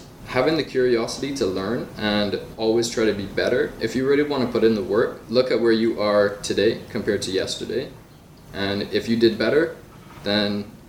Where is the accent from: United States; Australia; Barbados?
Barbados; I come from Barbados, and growing up there, it was, you can be a doctor, lawyer, businessman, just like whatever is traditional.